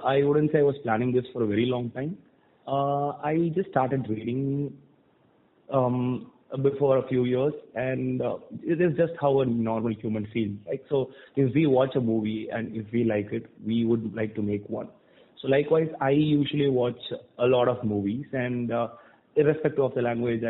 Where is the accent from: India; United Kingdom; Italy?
India; Thoothukudi, Tamil Nadu; moved away as an adult; also born or lived in Chennai; I was born and brought up in Tuticorin, which is a city in South Tamil Nadu